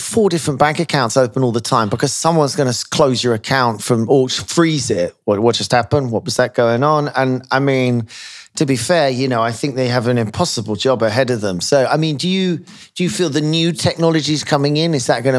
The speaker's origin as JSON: {"language": "English", "town": "Chicago", "region": "Illinois", "country": "United States", "said": "I'm from Chicago."}